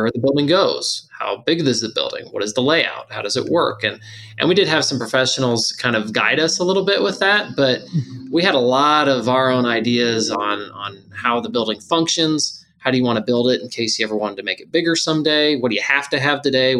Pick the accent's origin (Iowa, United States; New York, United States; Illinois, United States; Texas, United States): Illinois, United States; Mattoon; born and raised in Mattoon, Illinois. Went to high school here